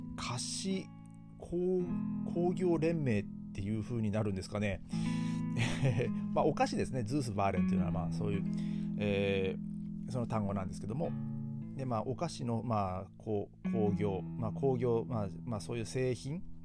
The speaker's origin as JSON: {"language": "Japanese", "country": "Japan", "tie": "born or raised there", "moved": "as an adult", "lives_now": "Germany", "said": "僕の地元"}